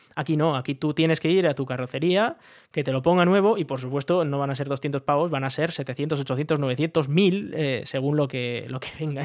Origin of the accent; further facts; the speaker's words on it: Spain; moved away; somos españoles, pero no vivimos allí